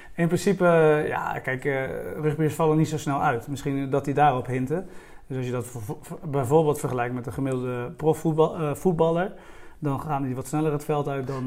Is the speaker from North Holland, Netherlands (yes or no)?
no; Strijen, South Holland, Netherlands; ik ben opgegroeid in de Hoekse Waard. Dat, eh, dat ligt net onder de rook van Rotterdam, een eiland eh, van Zuid-Holland.